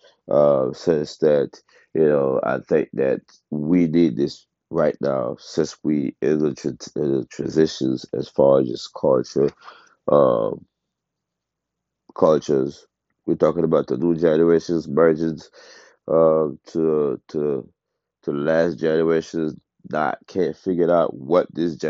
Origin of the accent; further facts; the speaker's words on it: Haiti; moved away; also born or lived in United States; I was born in Haiti. I grew up between Haiti and the States.